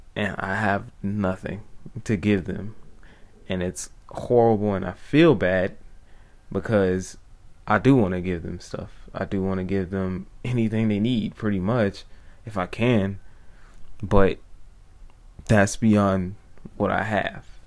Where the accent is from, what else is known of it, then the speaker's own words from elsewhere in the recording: United States; I am an American